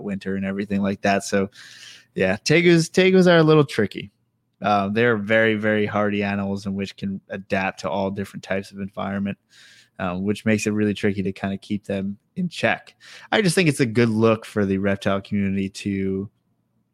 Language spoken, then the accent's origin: English; New York, United States; moved away; I grew up in New York